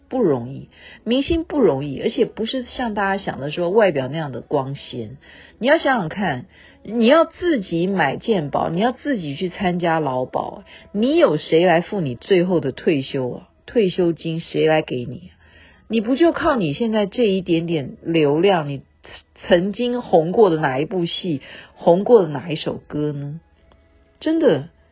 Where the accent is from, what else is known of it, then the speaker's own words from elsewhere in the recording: Taiwan; 我们台湾这边